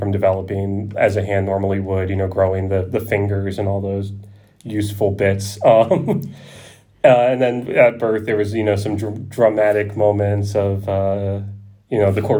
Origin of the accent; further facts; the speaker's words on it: outside of Philadelphia, Pennsylvania, United States; moved away; I grew up outside of Philadelphia